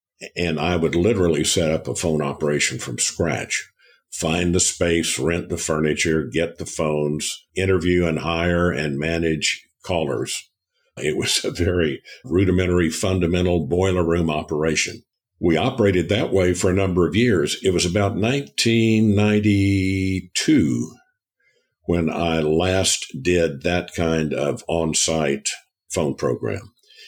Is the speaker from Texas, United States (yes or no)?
yes; Fort Worth, Texas, United States; Fort Worth.